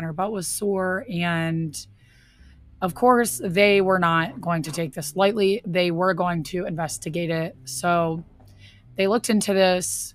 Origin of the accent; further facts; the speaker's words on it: Pennsylvania, United States; my home state of Pennsylvania